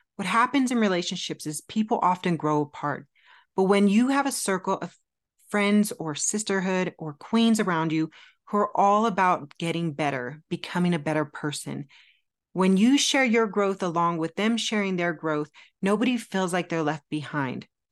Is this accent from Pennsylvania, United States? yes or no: no; California, United States; moved away as an adult; also born or lived in Phoenix, Arizona; I'm originally from California, born and raised, but Arizona stole my heart in my early twenties